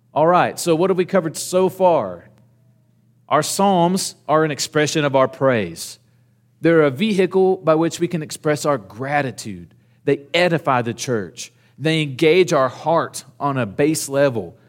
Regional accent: Southern Oklahoma, United States; When I was growing up in Southern Oklahoma

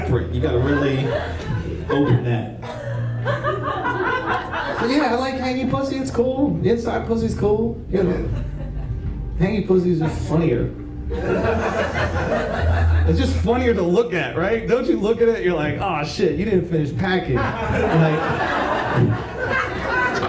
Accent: New York, United States; I grew up in New York, so it was like taxis and subways

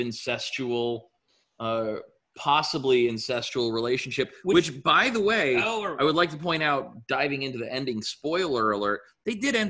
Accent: Germany; moved away; when I was a little kid growing up in Germany

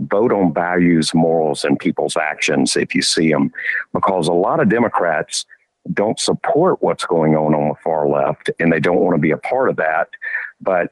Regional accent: Georgia, United States; I grew up in Georgia.

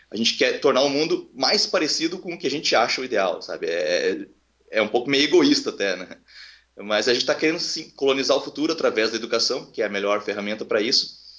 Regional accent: Porto Alegre, Rio Grande do Sul, Brazil; born there; now in Santa Cruz do Sul, Brazil; eu não sou de Porto Alegre, eu nasci em Porto Alegre, mas eu moro em Santa Cruz do Sul, que é uma cidade interior aqui do Rio Grande do Sul, fica a 150 quilômetros de Porto Alegre

